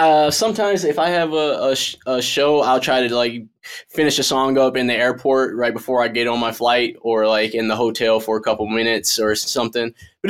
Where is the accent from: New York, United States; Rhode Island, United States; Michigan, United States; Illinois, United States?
Michigan, United States; Detroit; I'm from Detroit.